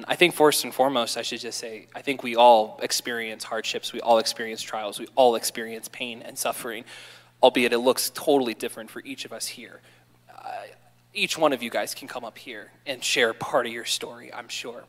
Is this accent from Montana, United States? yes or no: no; Baltimore, Maryland, United States; I grew up in Baltimore, Maryland with two older brothers and a little sister.